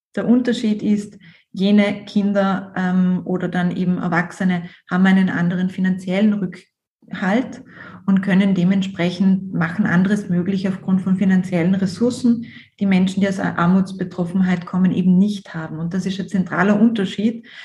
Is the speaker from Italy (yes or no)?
yes; South Tyrol, Trentino-Alto Adige, Italy; ich bin Südtirolerin